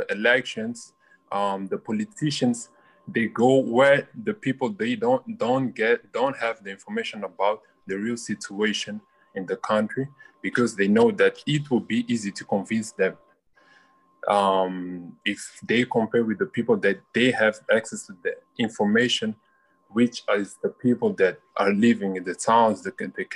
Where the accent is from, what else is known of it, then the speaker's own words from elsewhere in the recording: Mozambique; from Mozambique